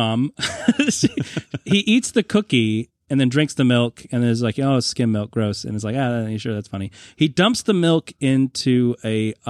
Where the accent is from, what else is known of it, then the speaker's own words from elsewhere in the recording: New England, United States; I'm also from the New England area.